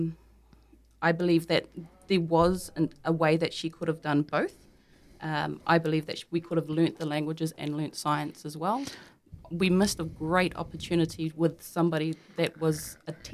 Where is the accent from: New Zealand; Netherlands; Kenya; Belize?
New Zealand; Kawerau, Bay of Plenty; growing up in Kawerau